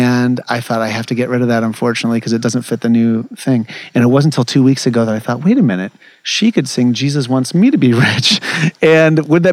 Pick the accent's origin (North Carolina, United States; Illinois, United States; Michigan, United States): Michigan, United States; Ypsilanti; moved away as an adult; I grew up there, it's my hometown